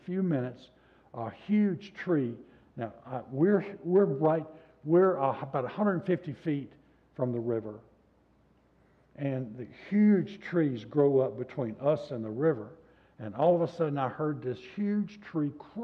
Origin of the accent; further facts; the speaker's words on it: the South, United States; I was raised in the South